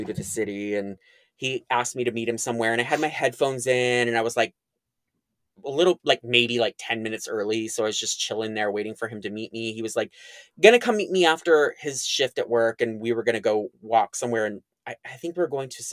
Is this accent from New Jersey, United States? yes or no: no; Sacramento, California, United States; moved away as an adult; now in San Francisco, United States; born and raised in Sacramento, California